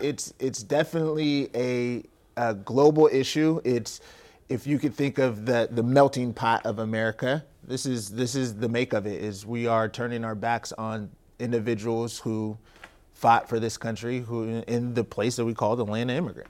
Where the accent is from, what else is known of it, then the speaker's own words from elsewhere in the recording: Tacoma, Washington, United States; born and raised in Tacoma, Washington, Stadium High School